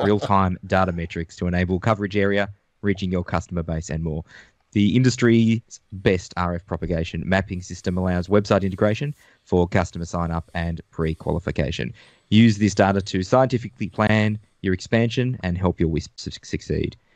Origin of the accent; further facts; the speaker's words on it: Melbourne, Victoria, Australia; from Melbourne, Australia, although my background is showing I'm in the outback of Australia at the moment